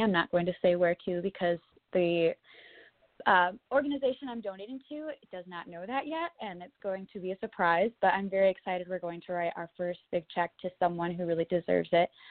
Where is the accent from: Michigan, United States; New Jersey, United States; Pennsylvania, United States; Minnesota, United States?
Michigan, United States; Kalamazoo; also born or lived in Nashville, Tennessee; grew up in Kalamazoo, Michigan, and I went to school at Plainwell High School in Michigan